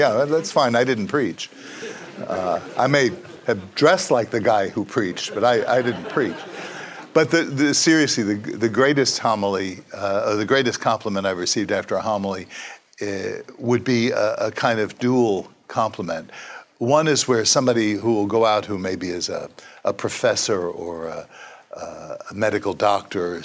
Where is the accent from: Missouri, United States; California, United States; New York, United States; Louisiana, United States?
New York, United States; New York City; as an Italian-American kid growing up in Brooklyn